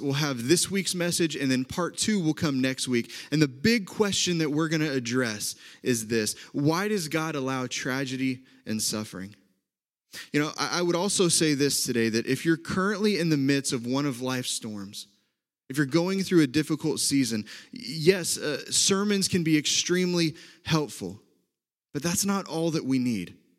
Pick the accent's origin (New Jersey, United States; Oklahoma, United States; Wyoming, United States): Oklahoma, United States; accent: Oklahoma; moved away as an adult; also born or lived in Indiana; now in Wisconsin, United States; from Oklahoma like I am